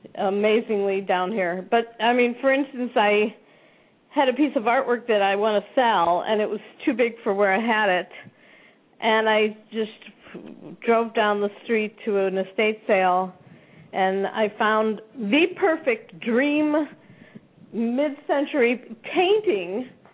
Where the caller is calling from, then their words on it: Sun City, Arizona, United States; I'm in Sun City, Arizona.